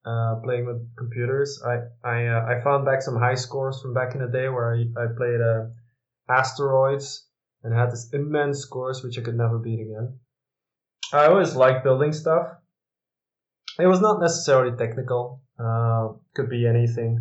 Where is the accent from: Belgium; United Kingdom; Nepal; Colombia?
Belgium; Dutch-speaking part of Belgium, Flanders; also born or lived in Westchester County, New York, United States / Leuven / Milan, Italy / Brussels; now in Antwerp, Belgium; I'm actually from the Dutch-speaking part